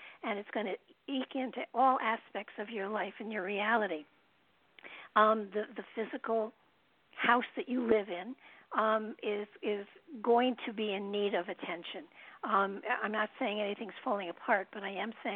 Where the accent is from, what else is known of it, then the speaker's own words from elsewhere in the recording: New York, United States; moved away as an adult; now in Connecticut, United States; I'm a New Yorker too